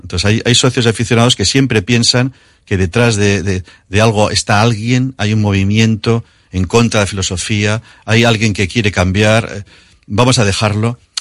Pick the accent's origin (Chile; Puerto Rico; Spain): Spain; Basque Country